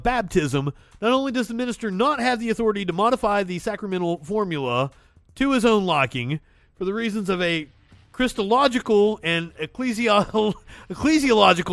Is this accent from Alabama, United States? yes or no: no; Pikeville, Kentucky, United States; Huntington was like the biggest city near where I grew up in Pikeville, Kentucky